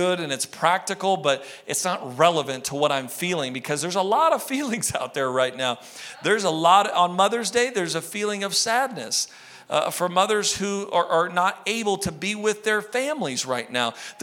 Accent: United States; I'm an American

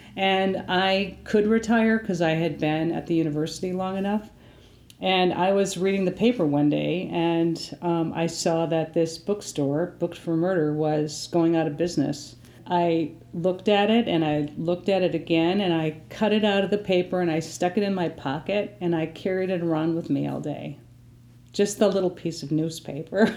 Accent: Appleton, Wisconsin, United States; I grew up in the Appleton, Wisconsin area

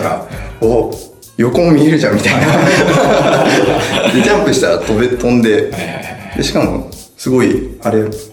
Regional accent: Saitama, Japan; moved away as an adult; also born or lived in Osaka; もともと埼玉出身なんですけど

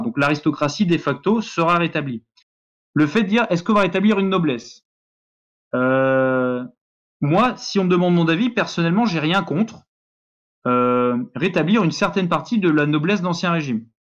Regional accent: France; nous sommes français

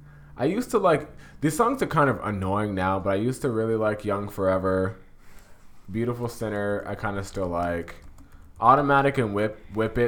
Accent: Jamaica; I'm Jamaican

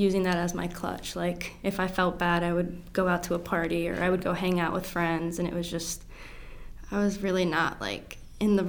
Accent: Ellicott City, Maryland, United States; I grew up in Ellicott City. So about like 30 minutes from here, Howard County.

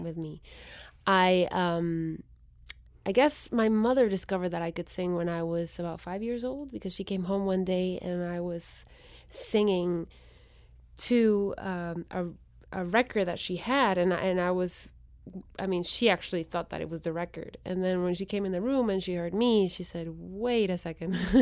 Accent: Guatemala City, Guatemala Department, Guatemala; first language Spanish; English is a second language; moved away as an adult; I was born and raised in Guatemala City.

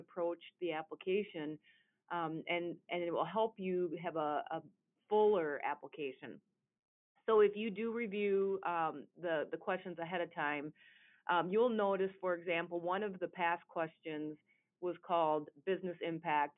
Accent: Southern Minnesota, United States; I'm from Southern Minnesota

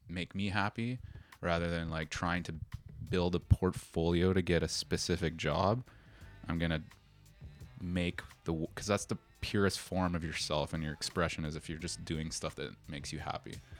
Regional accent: Toronto, Ontario, Canada; moved away as an adult; now in Tokyo, Japan; back home uh, in Toronto, I'm from Toronto

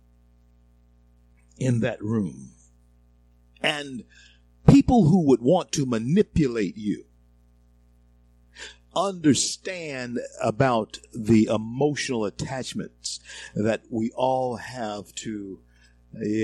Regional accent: the South, United States; I grew up in the South all my life, been black all my life.

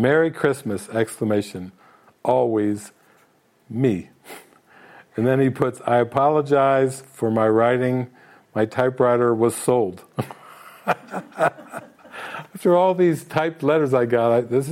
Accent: Ohio, United States; I'm from Ohio

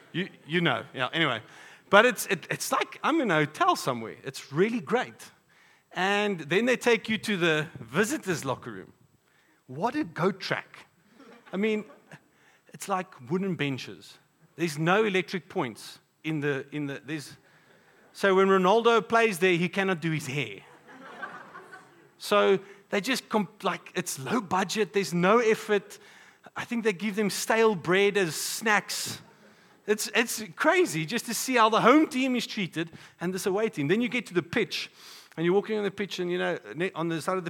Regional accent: Polokwane, Limpopo, South Africa; now in Pretoria, South Africa; growing up in Polokwane, we would come to Pretoria and play sports here.

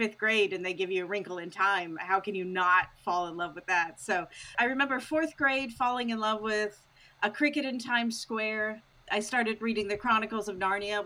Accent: Owensboro, Kentucky, United States; I am from Owensboro, Kentucky. Raised in Owensboro my entire life

